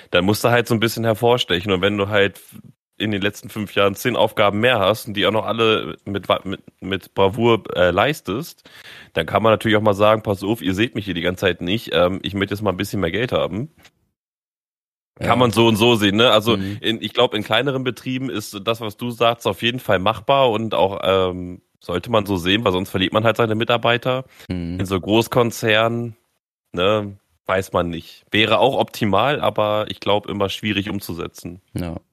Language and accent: German; Germany; ich bin Deutscher ich und ich sage, es sind so.